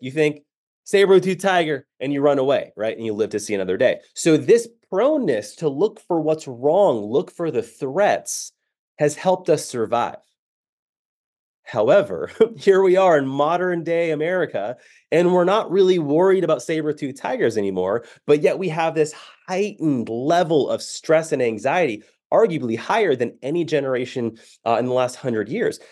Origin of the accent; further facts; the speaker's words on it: San Diego, California, United States; moved away as an adult; now in Dallas, United States; I grew up in San Diego